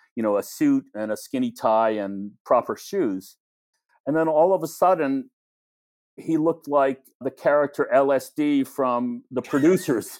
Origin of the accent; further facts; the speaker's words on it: New York, United States; growing up in New York